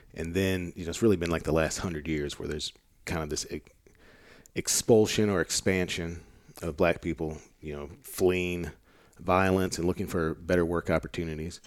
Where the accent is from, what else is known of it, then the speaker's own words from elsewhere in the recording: Arkansas, United States; I'm from Arkansas